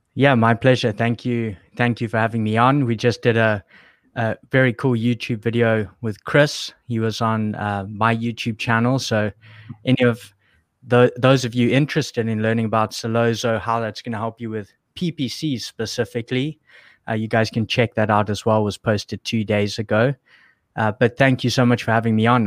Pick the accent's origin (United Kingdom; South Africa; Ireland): South Africa; moved away; I was still in South Africa, which is, is where I'm from. You can probably hear my accent